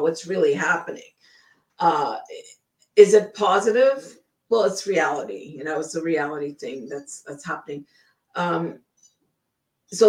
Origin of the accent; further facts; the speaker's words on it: Ottawa, Ontario, Canada; moved away as an adult; also born or lived in British Columbia, Canada; now in Blaine, United States; we were growing up in Ottawa